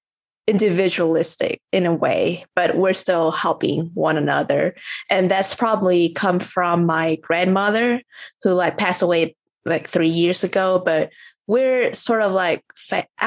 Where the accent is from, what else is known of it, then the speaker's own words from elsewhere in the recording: Vietnam; moved away; also born or lived in United States; Like I grew up in Vietnam and then I went to the US, right?